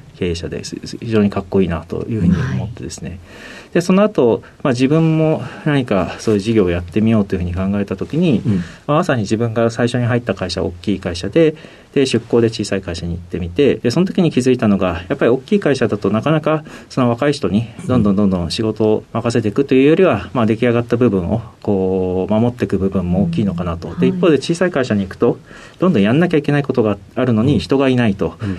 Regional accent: Utsunomiya, Tochigi, Japan; moved away; 栃木県の宇都宮市ということなんですけど、当時は河内郡河内町というところで

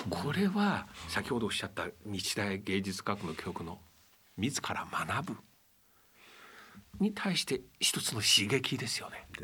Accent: Shanghai, China; Japanese is a second language; now in Japan; 私は上海から日本にやってきて日本に着いてからあ UAO で勉強し始めたものですが

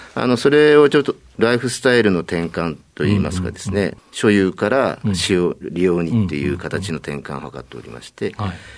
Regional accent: Tokyo, Japan; 東京都でございます

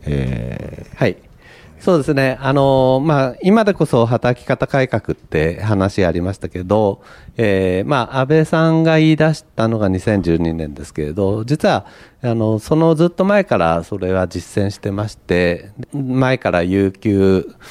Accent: Niigata, Japan; moved away; 私があの、新潟出身でですね

